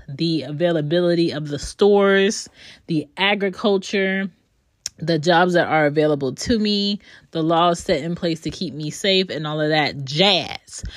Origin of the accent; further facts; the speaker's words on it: Philadelphia, Pennsylvania, United States; now in Georgia, United States; I am from Philly, but I do not live in Philly